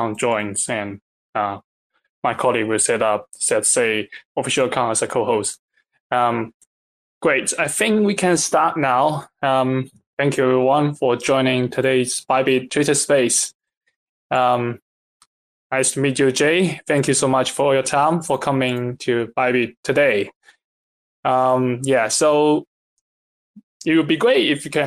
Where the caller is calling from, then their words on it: United Kingdom; I'm calling from UK